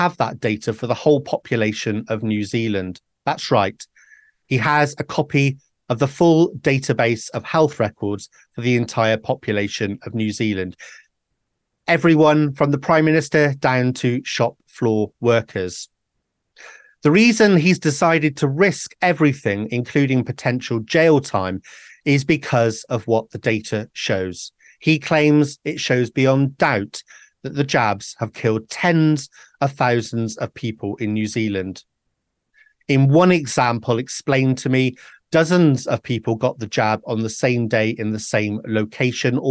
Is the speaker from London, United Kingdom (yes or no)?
no; Wales, United Kingdom; I'm a Welshman